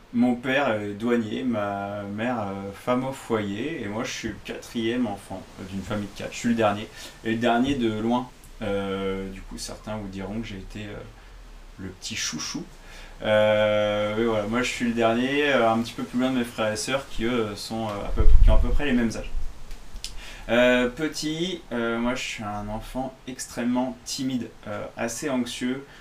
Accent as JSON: {"language": "French", "town": "Nantes", "region": "Pays de la Loire", "country": "France", "said": "mon entraîneur me parlait d'aller faire les recrutements bah, au FC Nantes, parce que j'étais de Nantes."}